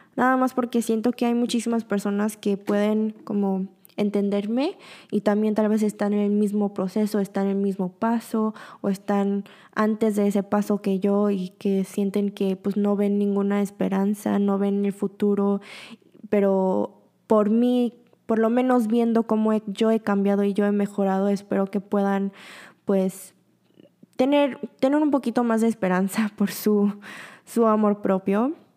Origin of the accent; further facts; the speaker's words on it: Mexico; moved away as an adult; also born or lived in Busan, South Korea; now in Seoul, South Korea; tengo muchísimo amor por México. Es donde me criaron, es donde aprendí todo